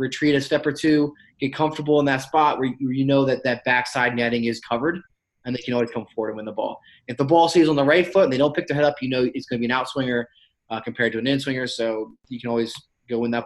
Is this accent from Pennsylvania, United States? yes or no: yes; Hanover, Pennsylvania, United States; now in Pittsburgh, United States; I'm from Hanover, Pennsylvania, and it's just in the middle of nowhere. Like York County, it's not a whole lot of resources